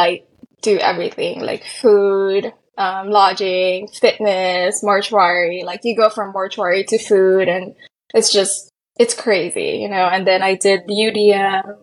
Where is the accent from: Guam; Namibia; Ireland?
Guam; moved away as an adult; also born or lived in San Antonio, Texas / Washington State; I come from Guam